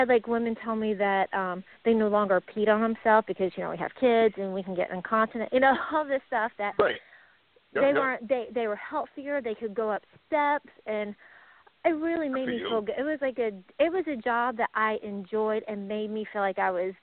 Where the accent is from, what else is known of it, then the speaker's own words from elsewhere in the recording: Atlanta, Georgia, United States; I'm from the Atlanta area